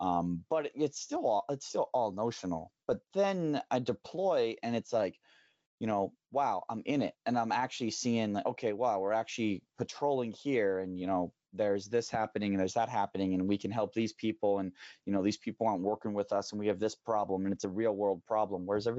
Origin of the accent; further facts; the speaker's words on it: Thailand; There wasn't anything exotic or unique about a foreign language to me, growing up in Thai and running around speaking Thai and then Burmese and stuff.